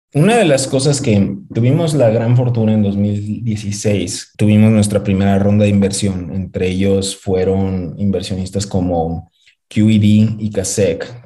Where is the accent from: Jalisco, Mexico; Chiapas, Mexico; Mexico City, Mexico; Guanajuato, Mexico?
Guanajuato, Mexico; León; moved away as an adult; also born or lived in Monterrey / Washington, D.C. / New York; Yo soy de León, nací, crecí en León, estudié en el TEC de Monterrey, en Monterrey